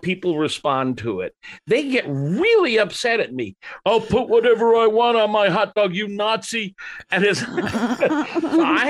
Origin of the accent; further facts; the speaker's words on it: Chicago, Illinois, United States; I'm from Chicago